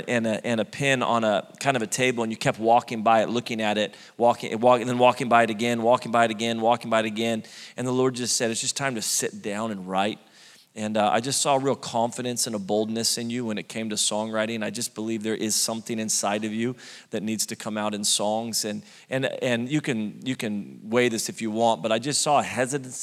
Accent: Redding, California, United States; moved away as an adult; now in Sacramento, United States; Born and raised Reading, California

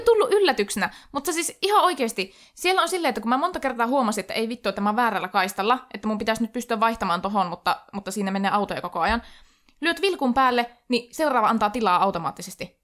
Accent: Oulu, North Ostrobothnia, Finland; minä olen Oulusta

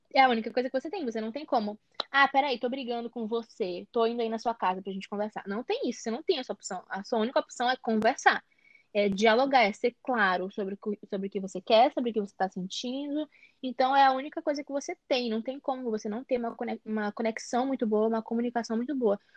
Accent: São Luís, Maranhão, Brazil; Eu sou do Maranhão, São Luís Maranhão

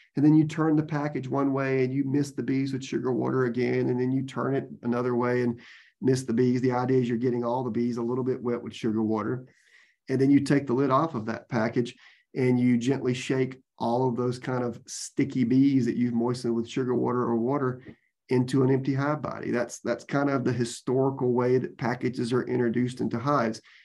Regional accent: Georgia, United States; now in Florida, United States; I grew up in Georgia

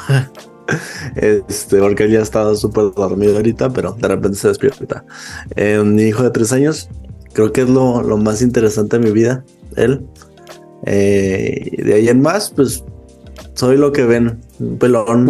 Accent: Chihuahua, Mexico; yo soy de Chihuahua, México

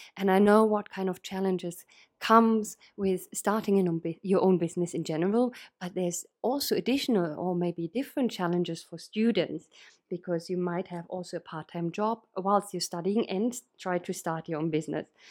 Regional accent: Berlin, Germany; moved away as an adult; now in United Kingdom; I'm originally from Berlin, uh, in Germany

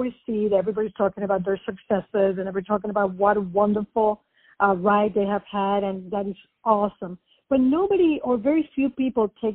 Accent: Puerto Rico; also born or lived in New York; now in Florida, United States; I was born and raised in Puerto Rico

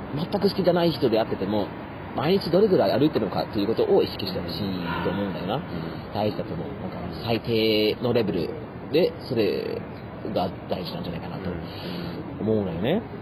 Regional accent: Germany; moved away; also born or lived in Yamagata Prefecture, Japan; ドイツ人としてなんかドイツ人として

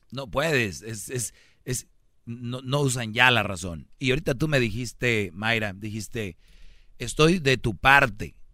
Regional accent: Mexico; Yo soy mexicano.

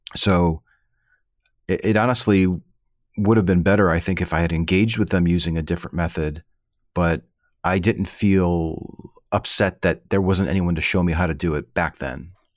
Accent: Chicago, Illinois, United States; moved away; I lived, I grew up in the Midwest, in the Chicago

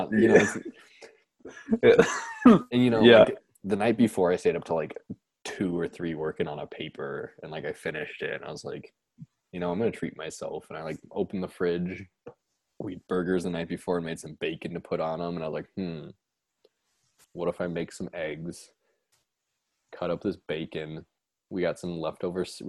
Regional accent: Nebraska, United States; I'm from Nebraska, but we're not that hick

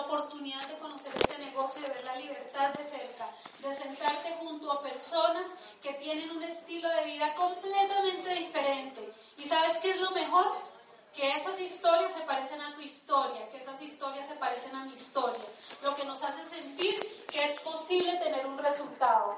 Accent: Bogotá, Colombia; Nosotros nacimos en Ciudad Bolívar y nos criamos en Ciudad Bolívar.

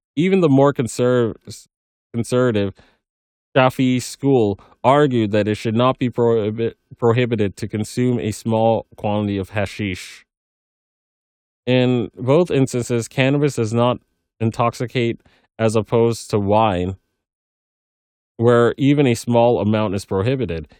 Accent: Fresno, California, United States; I am half Colombian, half Pakistani, and born and raised in Fresno, California

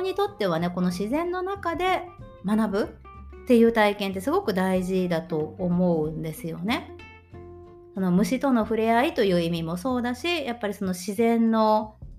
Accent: Tokushima, Japan; moved away as an adult; now in Germany; 地元徳島県の小学校で働いていた

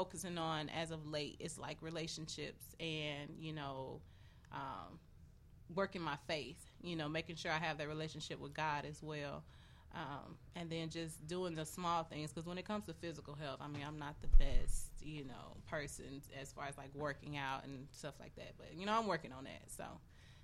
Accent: the South, United States; moved away; I'm from the South

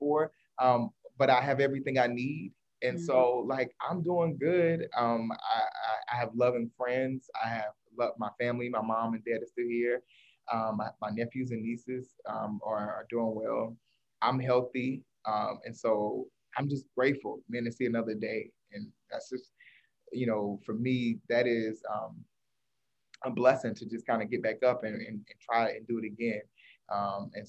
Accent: North Carolina, United States; moved away as an adult; I am originally from North Carolina, but I went to Howe University

